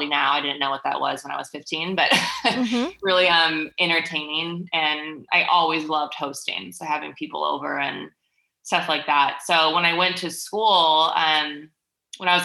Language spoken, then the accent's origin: English; Milwaukee, Wisconsin, United States; I am from Milwaukee, Wisconsin, Midwest